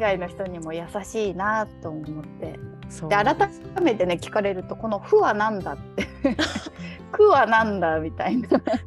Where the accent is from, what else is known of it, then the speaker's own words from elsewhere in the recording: western Japan, Japan; accent: western (nishi no namari); moved away; 私はちょっと西の訛りもあると思うので